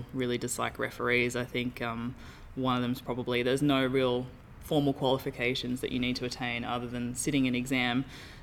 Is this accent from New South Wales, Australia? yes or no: yes; Tamworth, New South Wales, Australia; moved away as an adult; now in Perth, Australia; in my hometown. I'm from Tamworth in New South Wales